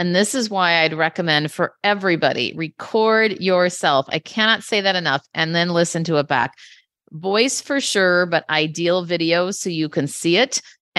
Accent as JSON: {"language": "English", "town": "Minneapolis", "region": "Minnesota", "country": "United States", "lives_now": "San Francisco, United States", "said": "I'm originally from Minneapolis, but now I live in San Francisco."}